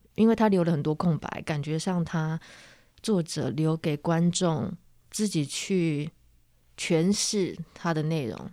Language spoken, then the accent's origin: Chinese; Penghu County, Taiwan; 我小时候在澎湖生长的时候，十六岁的时候